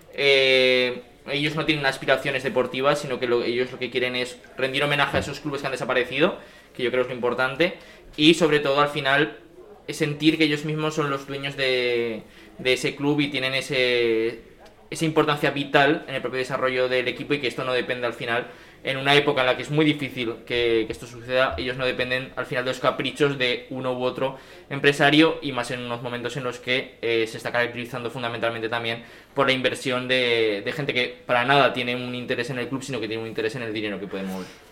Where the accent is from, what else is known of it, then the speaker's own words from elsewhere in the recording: village near Tauste and Mallén, Aragon, Spain; yo me acuerdo de estar jugando con el Tauste y el Mayen, que son los equipos más cercanos a mi pueblo